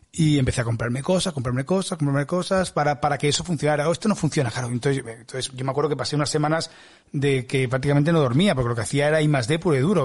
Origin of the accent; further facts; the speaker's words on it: Spain; soy de España